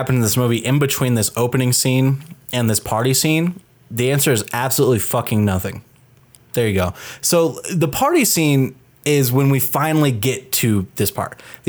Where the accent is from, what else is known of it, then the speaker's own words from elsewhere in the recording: Canada; Actual Canadians. I am from Canada.